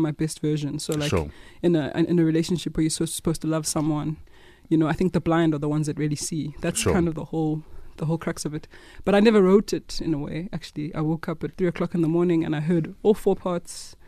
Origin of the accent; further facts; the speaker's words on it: Eastern Cape, South Africa; also born or lived in Grahamstown / East London; mostly born and bred in the Eastern Cape